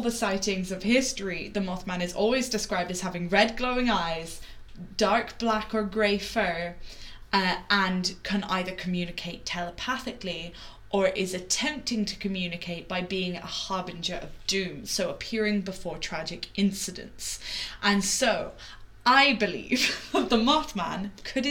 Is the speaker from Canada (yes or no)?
no; Wexford, Leinster, Ireland; where I grew up in Wexford